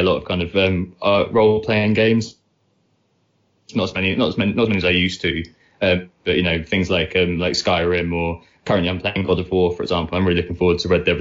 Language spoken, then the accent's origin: English; Essex, East of England, United Kingdom; moved away as an adult; also born or lived in Netherlands / Bristol; now in London, United Kingdom; I'm from Essex originally. Me and Nick both went to the same secondary school together